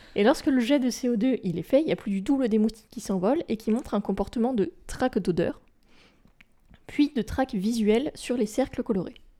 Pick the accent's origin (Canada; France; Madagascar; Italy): France; chez nous, en France métropolitaine